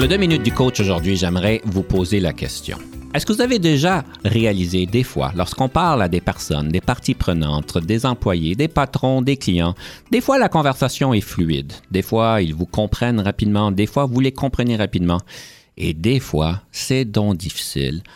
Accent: Canada; en tant que Canadien

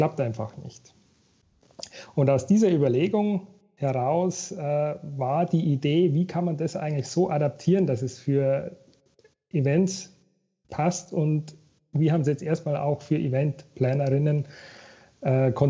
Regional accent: Regensburg, Bavaria, Germany; Und zwar habe ich angefangen, ähm, in Regensburg, da komme ich eigentlich her, da aus Bayern, äh, bei einem Steuerbüro.

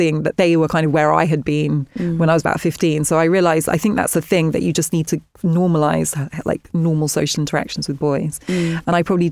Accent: London, United Kingdom; also born or lived in Ghana; I grew up near Wimbledon Park and it's very leafy.

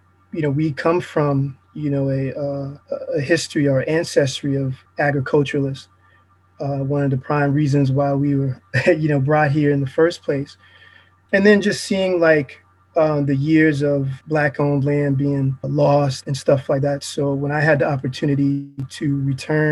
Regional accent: Hampton, Virginia, United States; growing up in Hampton

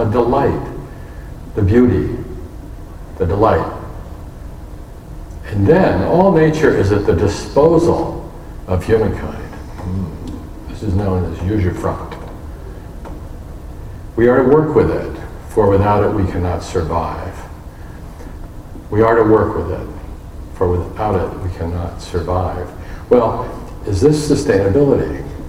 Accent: Tokyo, Japan; born there; And I was born in Tokyo, Japan in 1951.

